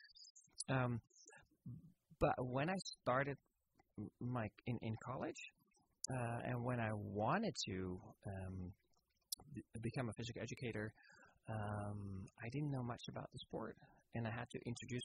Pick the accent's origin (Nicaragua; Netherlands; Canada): Netherlands; moved away as an adult; now in Petaluma, United States; I didn't grow up here in California. I was born and raised in Holland